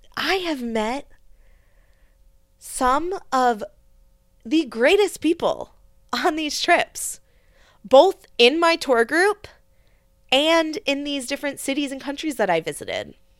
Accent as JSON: {"language": "English", "country": "United States", "said": "especially an, an American woman"}